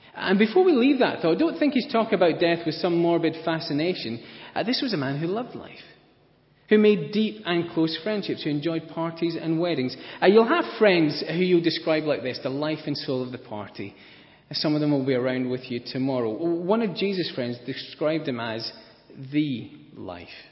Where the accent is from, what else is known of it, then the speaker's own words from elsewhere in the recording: Scotland, United Kingdom; I'm Scottish